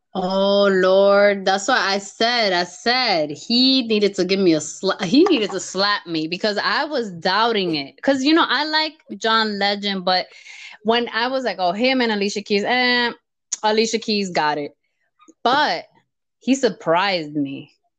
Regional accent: New York, United States; I'm a New Yorker, I was born and raised in New York

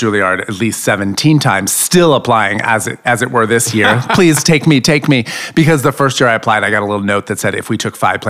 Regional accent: New York, United States; So I'm from New York. I don't know if you said that. I'm a New Yorker.

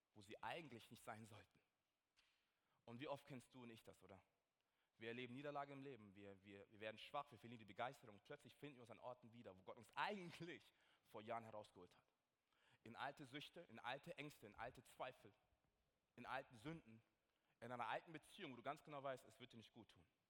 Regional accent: Nuremberg, Bavaria, Germany; ich komme ja aus Nürnberg

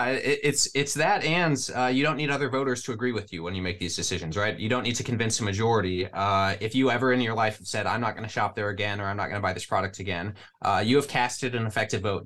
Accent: Midwest, United States; I'm from the Midwest.

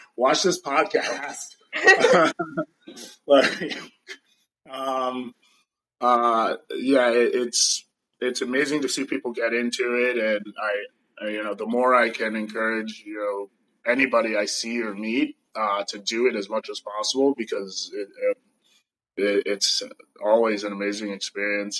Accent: New York City, New York, United States; now in California, United States; I am American from New York City originally. I live somewhat in California, somewhat nomad

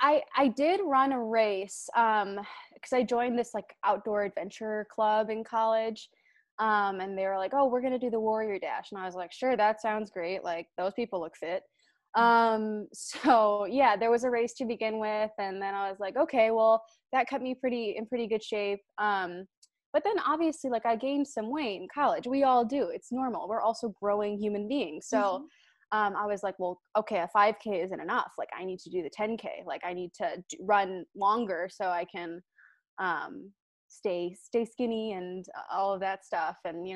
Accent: Cleveland, Ohio, United States; now in Chicago, United States; I'm from Cleveland originally, live in Chicago now. So Midwestern gal through and through.

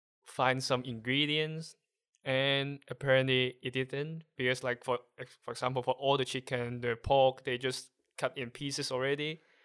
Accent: Hong Kong; first language Cantonese; English is a second language; moved away as an adult; now in Netherlands; I'm from Hong Kong.

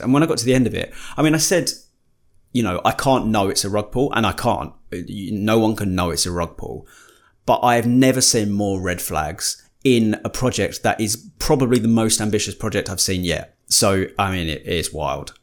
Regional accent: United Kingdom; we're British.

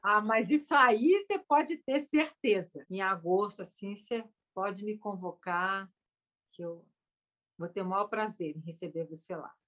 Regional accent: Brazil; eu sou brasileira

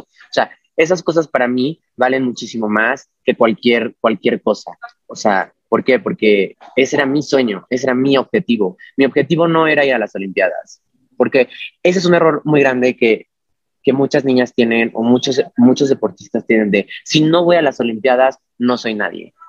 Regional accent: Mexico; also born or lived in Mexico City

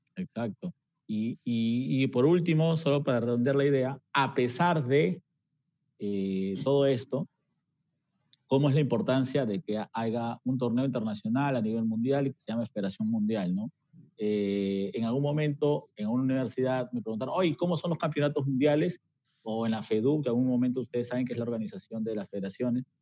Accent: Peru; nuestra raza peruana

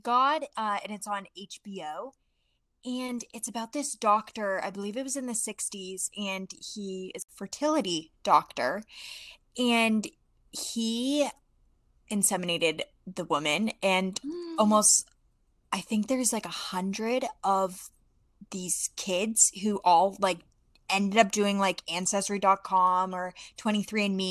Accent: Maine, United States; I'm from Maine

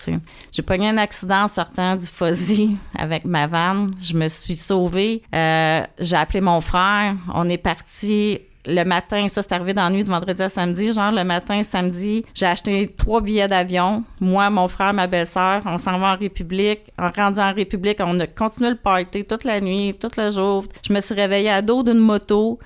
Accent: Saint-Charles-sur-Richelieu, Quebec, Canada; Moi, je suis née à Saint-Charles sur le Richelieu, sur le bord de l'eau

